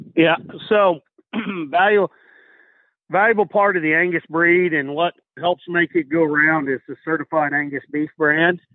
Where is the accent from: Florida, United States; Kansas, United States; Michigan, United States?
Kansas, United States; Council Grove; now in Central Indiana, United States; I was born and raised in the Flint Hills of Kansas, a little town called Council Grove